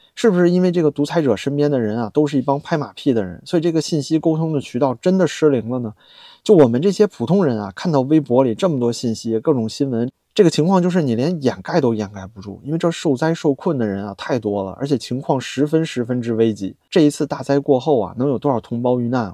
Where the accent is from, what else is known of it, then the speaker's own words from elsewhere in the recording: Beijing, China; 作为一个北京人